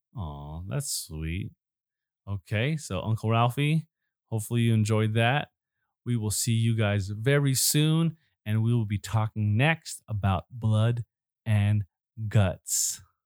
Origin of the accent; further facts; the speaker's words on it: Chicago, Illinois, United States; I was born right around Chicago